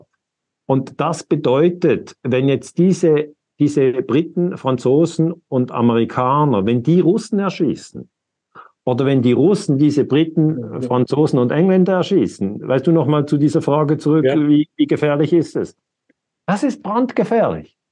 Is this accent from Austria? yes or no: no; Lugano, Ticino, Switzerland; ich bin in Lugano geboren. Das heißt, ich, ich gehöre eigentlich einer Sprachminderheit an.